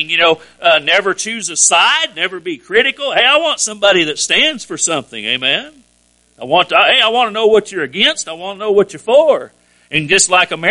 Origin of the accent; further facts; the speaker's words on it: United States; I'm an American, but I'm a Christian first